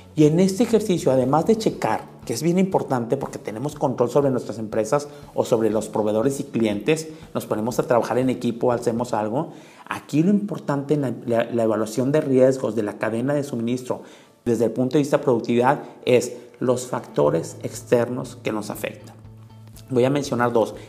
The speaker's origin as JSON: {"language": "Spanish", "country": "Mexico", "said": "nosotros como mexicanos"}